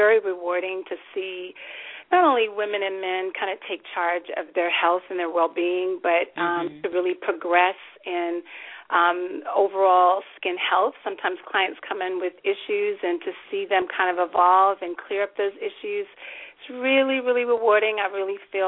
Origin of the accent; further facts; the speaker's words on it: Oklahoma, United States; moved away; I'm a native of Oklahoma